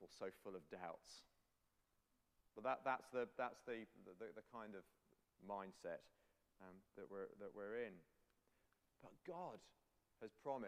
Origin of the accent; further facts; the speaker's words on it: England, United Kingdom; I'm English